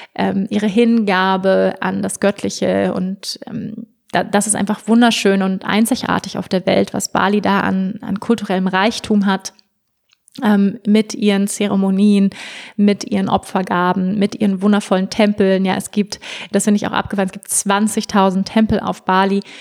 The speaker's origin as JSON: {"language": "German", "country": "Germany", "said": "bei uns in Deutschland"}